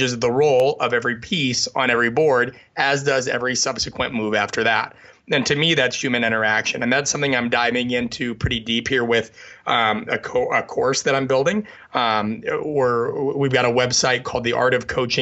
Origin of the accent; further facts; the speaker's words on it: the Midwest of the United States, United States; I grew up in the Midwest of the United States